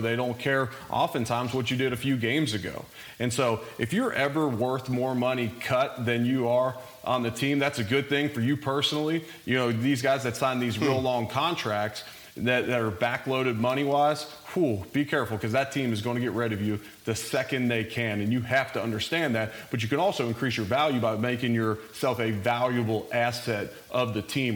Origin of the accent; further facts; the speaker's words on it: Cincinnati, Ohio, United States; moved away; also born or lived in Louisville; I'm originally from Cincinnati, so I grew up a big Bengals fan.